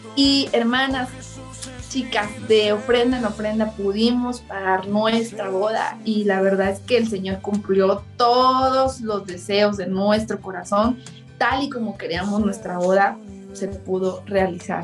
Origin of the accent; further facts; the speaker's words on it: central Chiapas, Mexico; Yo soy del centro de Chiapas